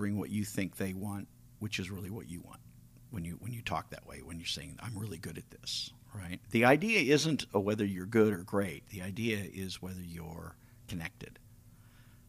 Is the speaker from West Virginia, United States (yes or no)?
no; California, United States; moved away; I'm from California originally